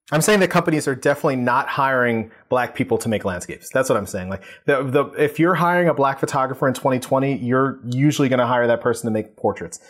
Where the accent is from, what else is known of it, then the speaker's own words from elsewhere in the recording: New York City, New York, United States; also born or lived in Long Island City, Queens; I am from Queens, but Eastern Queens